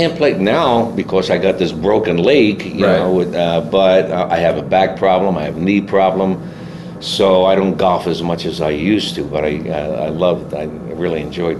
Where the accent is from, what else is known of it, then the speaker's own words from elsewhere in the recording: Philadelphia, Pennsylvania, United States; being Italian, you know, and being born and raised in South Philadelphia